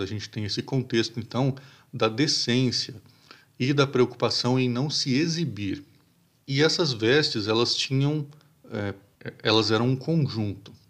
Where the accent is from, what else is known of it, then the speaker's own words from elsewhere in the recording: Brazil; nós como, como brasileiros